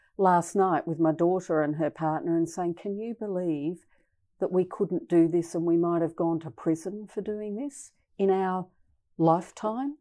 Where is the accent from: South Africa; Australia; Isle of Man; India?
Australia; west coast of Tasmania; I grew up on the west coast of Tasmania